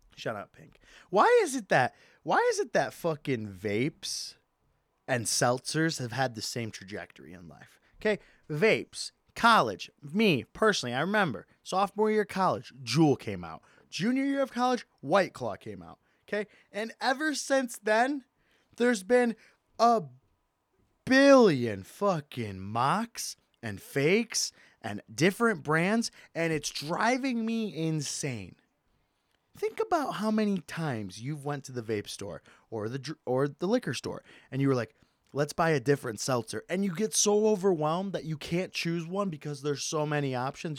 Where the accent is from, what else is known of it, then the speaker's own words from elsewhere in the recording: Michigan, United States; moved away; Not my hometown, my home state, Michigan.